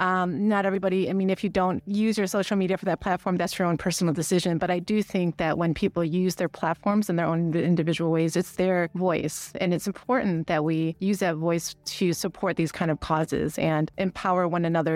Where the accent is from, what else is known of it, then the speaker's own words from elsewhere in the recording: United States; moved away; I'm Asian American, so I grew up Asian in a very Caucasian culture.